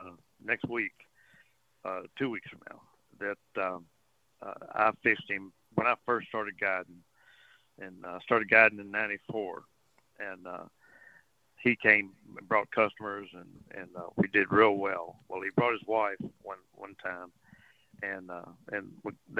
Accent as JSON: {"language": "English", "town": "Port Arthur", "region": "Texas", "country": "United States", "tie": "born or raised there", "moved": "as an adult", "lives_now": "Port O'Connor, United States", "said": "I grew up in Port Arthur fishing Sabine Lake"}